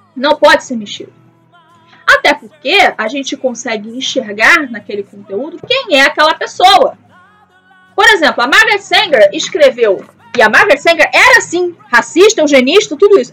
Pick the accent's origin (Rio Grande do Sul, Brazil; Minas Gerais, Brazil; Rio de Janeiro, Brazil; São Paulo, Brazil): Rio de Janeiro, Brazil; eu sou do Rio de Janeiro, eu falo isso com propriedade porque eu sou do Rio de Janeiro